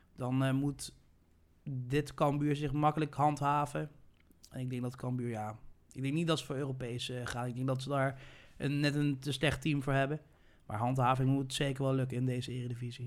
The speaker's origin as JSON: {"language": "Dutch", "country": "Netherlands", "said": "wij als Nederlanders"}